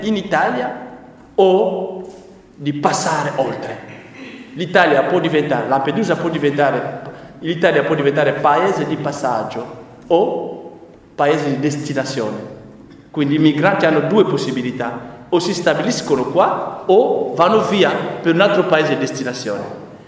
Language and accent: Italian; DR Congo; Italian is a second language; now in Italy; il mio paese, il Congo